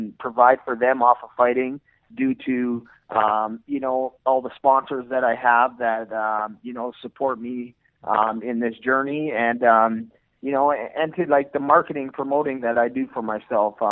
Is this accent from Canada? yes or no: yes; Edmonton, Alberta, Canada; I'm born and raised in Edmonton, Alberta, Canada